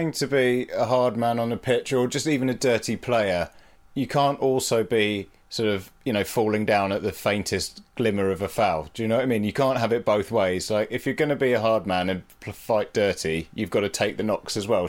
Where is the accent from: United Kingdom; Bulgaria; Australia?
United Kingdom; Leicester, East Midlands; I grew up in Leicester